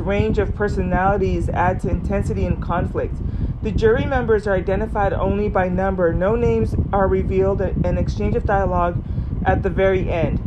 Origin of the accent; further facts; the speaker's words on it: Southern California, United States; I grew up in Southern California, kind of like low-key granola valley girl